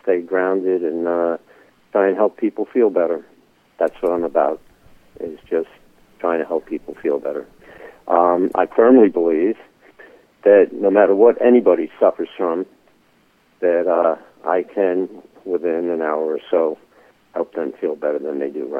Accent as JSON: {"language": "English", "town": "New York City", "region": "New York", "country": "United States", "said": "I'm a guy from the Bronx"}